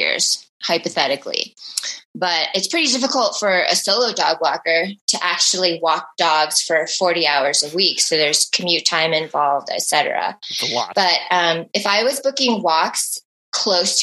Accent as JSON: {"language": "English", "region": "Midwest", "country": "United States", "moved": "yes", "said": "We're both originally from the Midwest"}